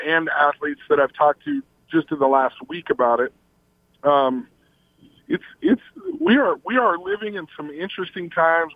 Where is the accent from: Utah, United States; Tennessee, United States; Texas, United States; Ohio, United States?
Utah, United States; Logan; also born or lived in Salt Lake City, Utah; I came from Logan, Utah till I, I lived there till I was 14 and then in Salt Lake from the age of 15 to 18